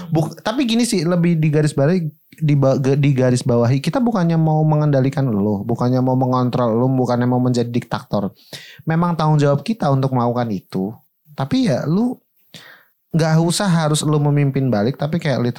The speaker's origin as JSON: {"language": "Indonesian", "town": "Bekasi", "region": "West Java", "country": "Indonesia", "said": "nah karena kamu tahu aku dari Bekasi"}